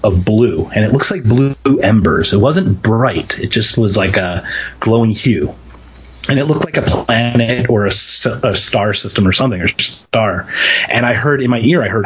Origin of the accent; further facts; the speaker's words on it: Philadelphia, Pennsylvania, United States; moved away; I'm from Philadelphia